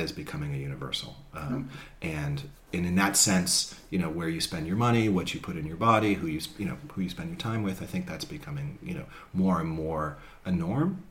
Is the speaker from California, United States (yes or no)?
yes; Marin County, California, United States; I'm from Marin, we're based in Marin.